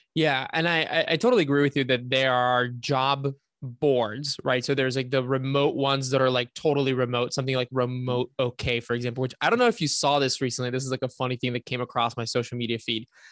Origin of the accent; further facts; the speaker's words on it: Bulgaria; moved away; grew up in Bulgaria myself